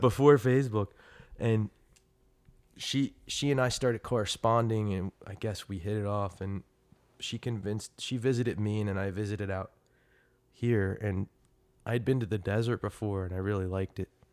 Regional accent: Trenton, New Jersey, United States; now in Chandler, United States; I came from Trenton, New Jersey and, uh, you know, I came from, like, blue collar beginnings

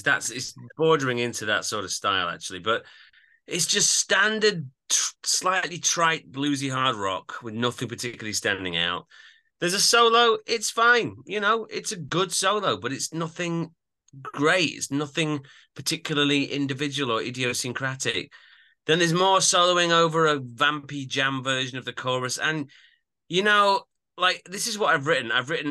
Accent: Yorkshire and the Humber, United Kingdom; I'm from Yorkshire, but I don't particularly sound that Yorkshire.

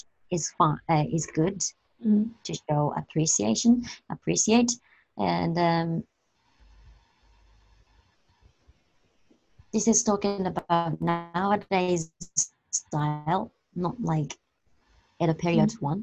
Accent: Tokyo, Japan; I grew up in Tokyo

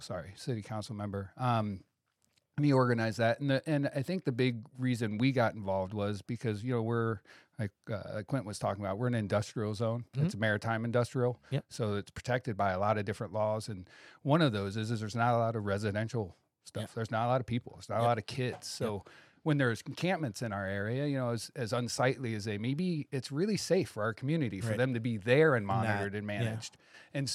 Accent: Akron, Ohio, United States; I grew up poor in Akron, Ohio, with a single mother.

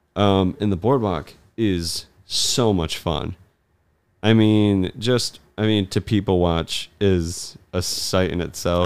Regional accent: Michigan, United States; also born or lived in Colorado; I was born in Colorado and I don't remember a ton from it. Uh, we moved back to Michigan when I was really young.

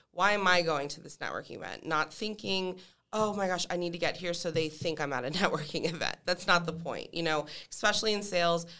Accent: Allentown, Pennsylvania, United States; moved away as an adult; now in Tampa, United States; I am from Allentown, Pennsylvania

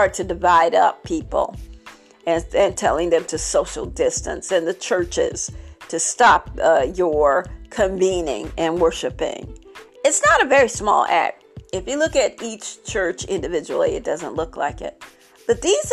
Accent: Barnwell, South Carolina, United States; I was traveling in my hometown today, in my town today

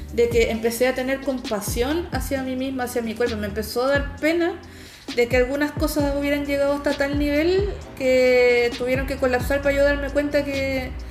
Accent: Chile; uno como chilena

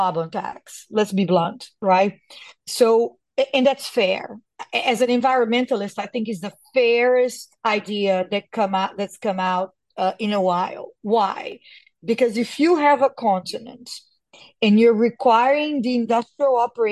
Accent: Brazil; born or raised there

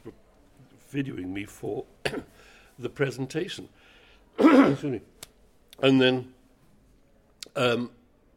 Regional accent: Wales, United Kingdom; moved away; I'm Welsh.

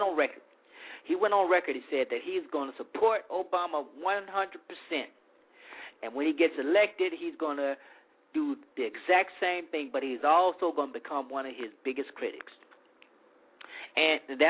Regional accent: Deep South, United States; also born or lived in Arkansas / Louisiana; an African-American growing up in the Deep South.

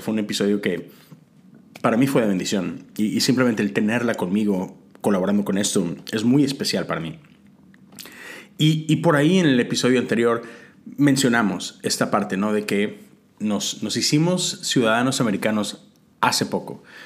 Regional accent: Mexico; moved away as an adult; now in United States; como mexicano, ahora americano, no tengo que renunciar a mi ciudadanía mexicana

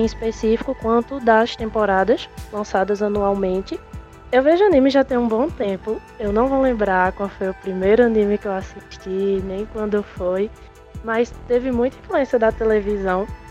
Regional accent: Caruaru, Pernambuco, Brazil; eu sou natural da cidade de Caruaru

